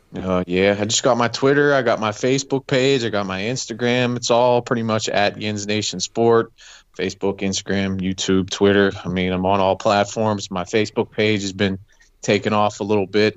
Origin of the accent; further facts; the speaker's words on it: Pittsburgh, Pennsylvania, United States; born and bred in the Pittsburgh area